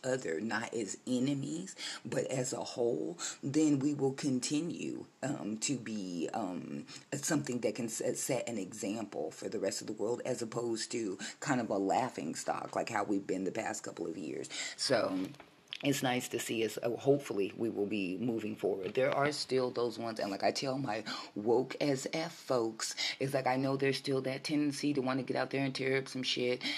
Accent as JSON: {"language": "English", "country": "United States", "tie": "born or raised there", "said": "I am a 50 year old black American woman who was born a United States citizen on United States soil, and I am an American"}